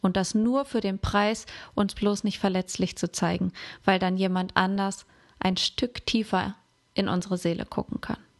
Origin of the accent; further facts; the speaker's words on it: Germany; hier bei uns in Deutschland